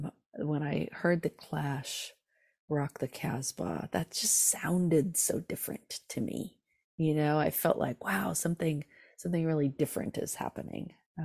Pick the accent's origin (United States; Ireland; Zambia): United States; California; Yeah. So I grew up in Southern California in Orange County, and music was all around me